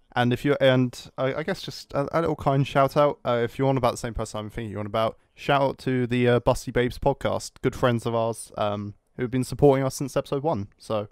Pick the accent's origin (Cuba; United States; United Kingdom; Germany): United Kingdom; I'm British